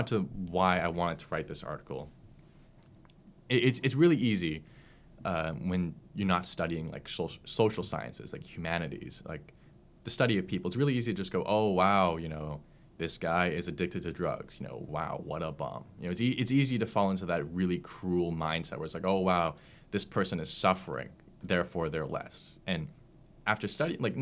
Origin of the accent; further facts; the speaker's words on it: Oakville, Ontario, Canada; I grew up in Oakville in the GTA.